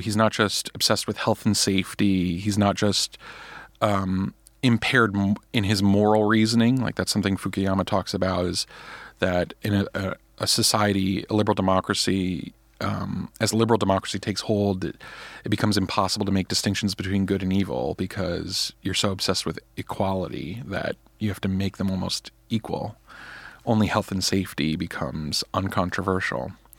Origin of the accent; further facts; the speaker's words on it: United States; the kind of culture I was raised in America, the education I was given